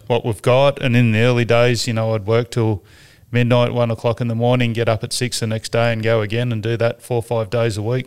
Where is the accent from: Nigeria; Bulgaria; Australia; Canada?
Australia; Sydney, New South Wales; I grew up in Warunga, up the Hornsby Hospital